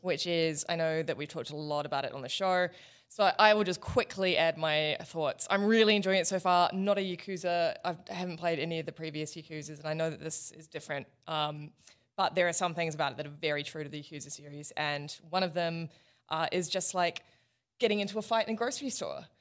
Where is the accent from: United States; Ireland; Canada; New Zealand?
New Zealand; moved away; also born or lived in Australia; as a Kiwi